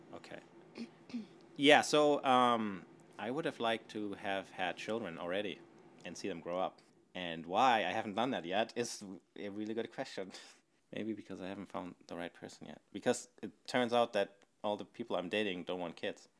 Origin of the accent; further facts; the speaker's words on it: Northern Germany, Germany; moved away; I grew up in Germany, northern Germany, in a little town.